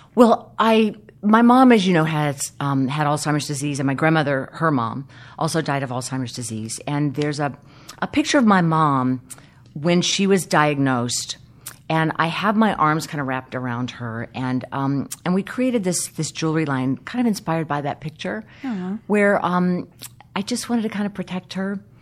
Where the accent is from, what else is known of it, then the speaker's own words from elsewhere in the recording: South Carolina, United States; when I was a young girl uh, in the South, I grew up in South Carolina